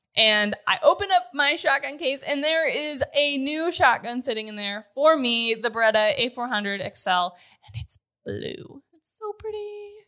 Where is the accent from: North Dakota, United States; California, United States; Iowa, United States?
North Dakota, United States; moved away as an adult; also born or lived in Grand Forks, North Dakota; now in Kansas, United States; I'm born and raised in North Dakota, went to college in Grand Forks